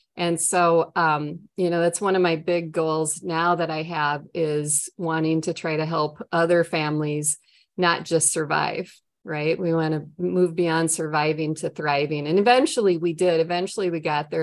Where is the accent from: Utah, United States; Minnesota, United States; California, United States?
Minnesota, United States; accent: Minnesota, long O's; moved away as an adult; now in Florida, United States; I'm from Minnesota with my long O's and my nice Norwegian accent